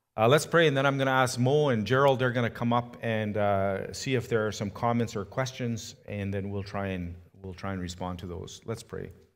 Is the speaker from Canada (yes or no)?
yes; Canada; I was from Canada